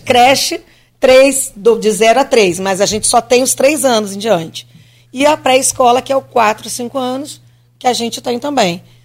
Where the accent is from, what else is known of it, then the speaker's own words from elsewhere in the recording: Rio de Janeiro, Brazil; moved away as an adult; now in Campos dos Goytacazes, Brazil; eu sou do Rio, então eu vou algumas vezes ao Rio